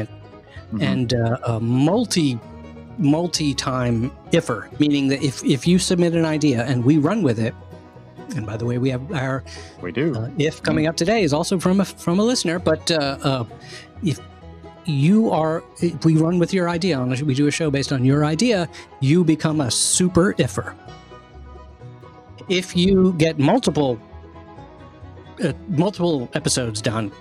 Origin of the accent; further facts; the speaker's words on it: Maryland, United States; I'm from Maryland